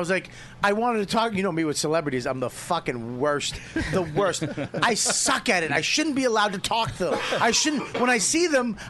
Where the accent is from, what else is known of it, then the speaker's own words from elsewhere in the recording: Medford, Massachusetts, United States; I'm from Medford.